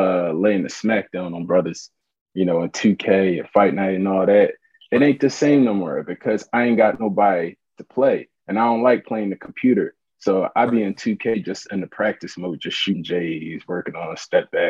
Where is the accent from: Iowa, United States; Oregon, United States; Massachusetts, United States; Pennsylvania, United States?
Pennsylvania, United States; Philadelphia; West Philadelphia, born and raised, pun intended. You know, it's I grew up in Winfield, 56 in Arlington, West Philly